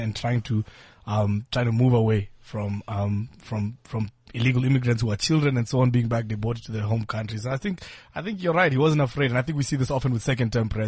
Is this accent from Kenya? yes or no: yes; Kenya; Maybe it's because I'm Kenyan